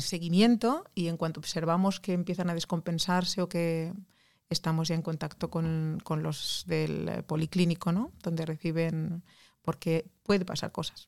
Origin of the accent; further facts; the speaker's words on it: Barcelona, Catalonia, Spain; now in Norway; yo soy de Barcelona